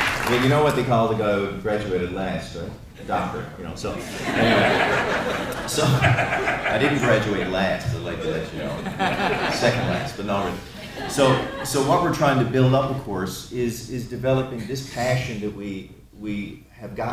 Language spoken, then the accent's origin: English; Newfoundland and Labrador, Canada; I'm a Newfoundlander